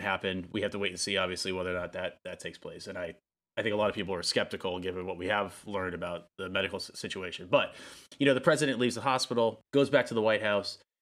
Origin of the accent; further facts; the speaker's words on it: United States; as an American citizen